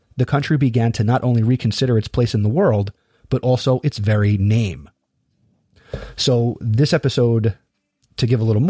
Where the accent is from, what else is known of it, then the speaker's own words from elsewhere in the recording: United States; as an American, and as a history teacher.